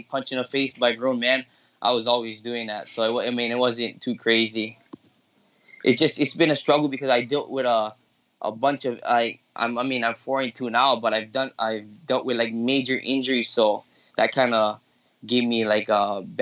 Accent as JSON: {"language": "English", "country": "Philippines", "said": "I'm Filipino"}